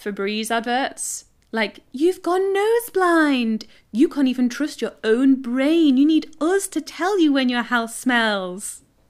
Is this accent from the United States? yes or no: no; England, United Kingdom; we're embarrassed of being English.